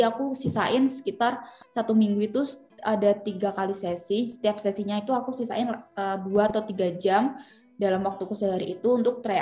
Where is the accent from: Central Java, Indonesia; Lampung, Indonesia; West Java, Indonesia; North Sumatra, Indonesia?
Central Java, Indonesia; Semarang; Jadi aku asalnya dari Semarang, asal kampus dari Universitas PGRI Semarang